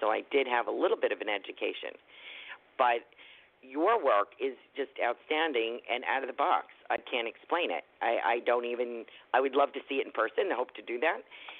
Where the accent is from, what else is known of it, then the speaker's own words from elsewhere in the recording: New Jersey, United States; I'm from New Jersey, so I often mess things up.